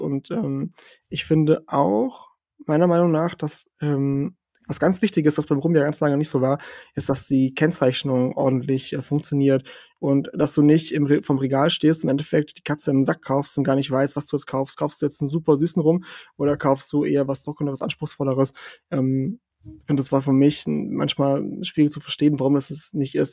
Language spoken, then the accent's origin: German; southern Portugal, Portugal; now in Germany; ich bin ja in, in Portugal aufgewachsen im Süden